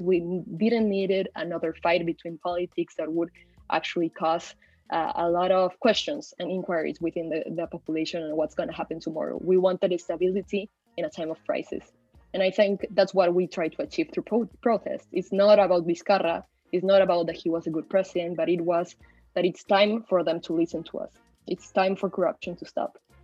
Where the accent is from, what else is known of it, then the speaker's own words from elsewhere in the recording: Peru; also born or lived in Mexico; I've been raised in Peru most of my life. I'm currently located here